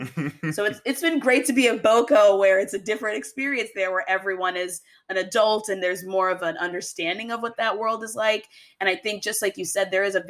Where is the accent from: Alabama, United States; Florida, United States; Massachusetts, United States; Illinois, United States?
Florida, United States; North Miami Beach; moved away as an adult; also born or lived in Ithaca, New York; I grew up in Miami, Florida, North Miami Beach, not like South Beach, but very close.